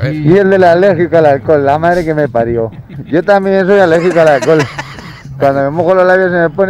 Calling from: Valencia, Valencian Community, Spain; de Valencia.

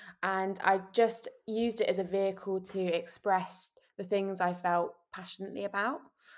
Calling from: London, United Kingdom; I'm joining you from Shepherd's Bush in London.

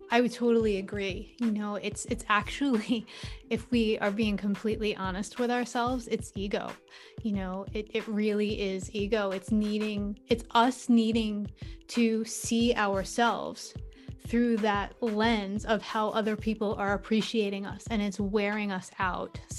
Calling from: New York, United States; Oh, I'm joining from New York, and thank you so much for having me today.

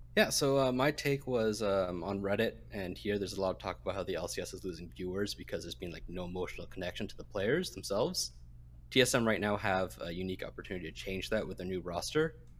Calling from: Vancouver, British Columbia, Canada; I'm calling from Vancouver, Canada

